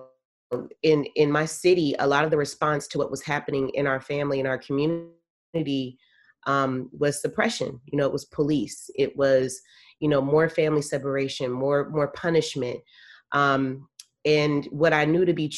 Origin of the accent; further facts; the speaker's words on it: San Francisco, California, United States; I'm a native of San Francisco, born and raised